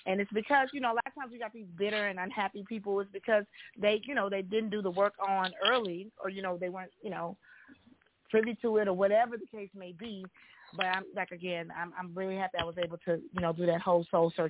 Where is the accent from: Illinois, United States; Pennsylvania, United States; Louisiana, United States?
Louisiana, United States; North; I'm a Louisiana native and born and raised in North Louisiana